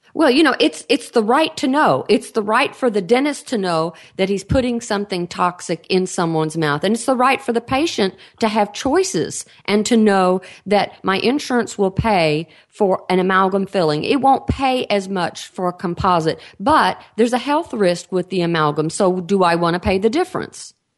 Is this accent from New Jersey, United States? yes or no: no; Texas, United States; accent: Texan; I, am in Texas. Uh, obviously, you can tell by my accent